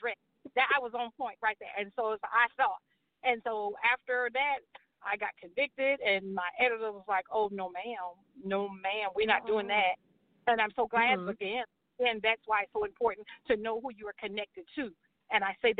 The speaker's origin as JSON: {"language": "English", "town": "Charleston", "region": "South Carolina", "country": "United States", "tie": "born or raised there", "said": "I grew up I'm from Charleston, South Carolina"}